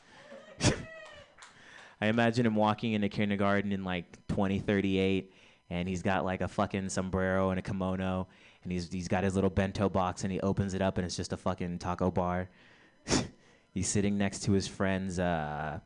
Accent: Texas, United States; moved away; I'm from Texas.

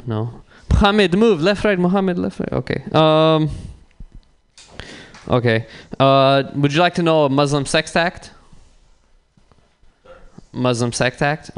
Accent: San Bruno, California, United States; I'm from San Bruno.

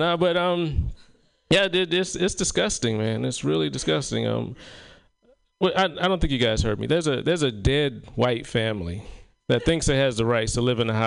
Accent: South Carolina, United States; moved away; in my hometown of South Carolina

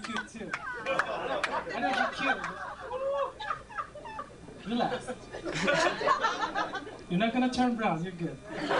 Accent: Alameda, California, United States; No, I'm from the Middle East. Bay Area. From the island of Alhameda.

